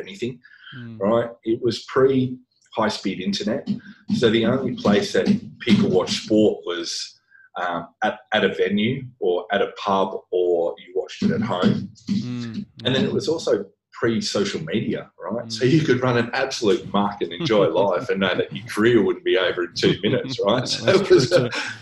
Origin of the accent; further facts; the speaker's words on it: Brisbane, Queensland, Australia; moved away as an adult; also born or lived in Sydney; now in Singapore; I grew up in Brisbane, that's where I did all my training.